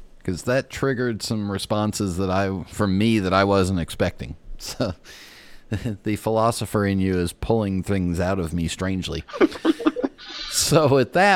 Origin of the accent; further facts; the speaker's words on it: West Coast, United States; I grew up on the West Coast